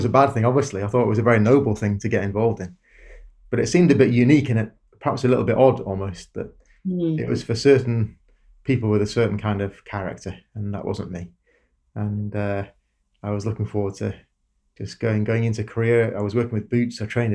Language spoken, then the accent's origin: English; Darlington, North East England, United Kingdom; moved away as an adult; I grew up in a town called Darlington, northeast England.